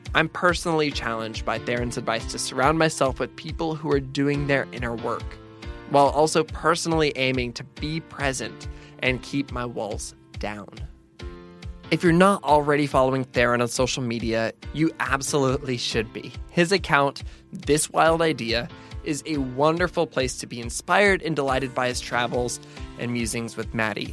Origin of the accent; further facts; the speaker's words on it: Pacific Northwest, United States; now in the South, United States; growing up in the Pacific Northwest